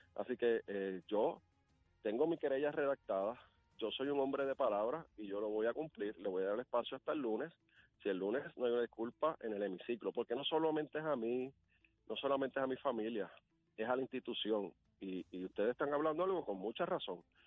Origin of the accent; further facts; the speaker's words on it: Ciales, Puerto Rico; yo soy de Ciales